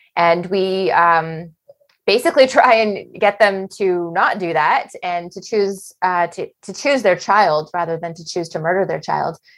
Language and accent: English; Canada; we're Canadian